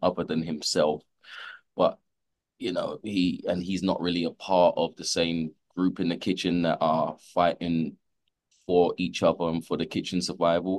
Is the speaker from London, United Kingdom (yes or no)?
yes; London, United Kingdom; I grew up in London